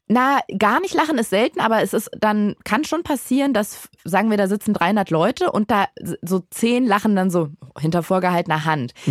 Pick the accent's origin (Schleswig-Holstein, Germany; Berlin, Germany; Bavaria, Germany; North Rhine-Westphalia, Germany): Berlin, Germany; aus Berlin. Nee, aber davor, also ich bin in Berlin geboren